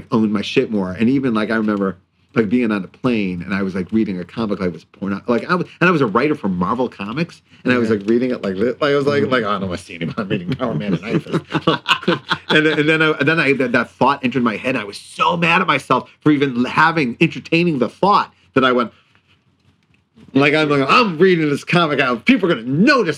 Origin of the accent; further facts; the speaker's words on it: Cleveland Heights, Ohio, United States; I grew up in Cleveland Heights, Ohio